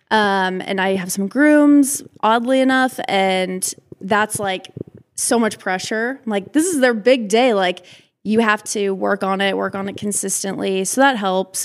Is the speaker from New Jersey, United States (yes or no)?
no; Omaha, Nebraska, United States; I'm from Omaha, Nebraska.